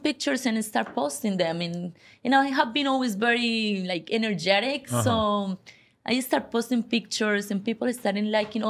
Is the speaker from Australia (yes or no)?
no; Colombia; moved away as an adult; now in United States; So I came from Colombia and I used to be a model in Colombia